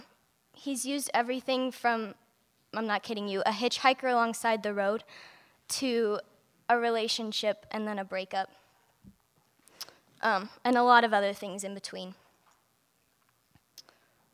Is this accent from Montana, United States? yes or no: yes; Denton, Montana, United States; I'm from Denton, Montana. I was blessed to be raised in a Christian home